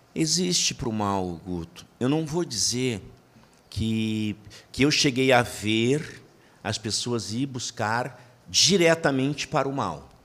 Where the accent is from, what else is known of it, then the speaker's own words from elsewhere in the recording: Porto Alegre, Rio Grande do Sul, Brazil; eu sou natural do Rio Grande do Sul, é, da cidade de Porto Alegre. Eu costumo dizer que, que eu sou gaúcho, preto, mas gaúcho